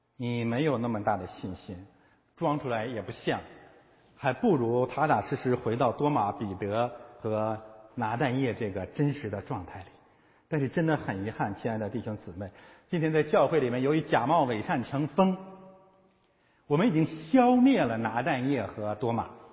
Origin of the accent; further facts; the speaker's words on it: China; 我们中国人